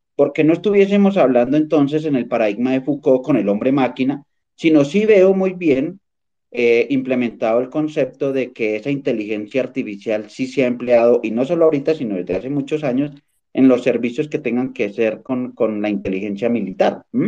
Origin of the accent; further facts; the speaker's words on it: Colombia; also born or lived in Boyacá; yo soy colombiano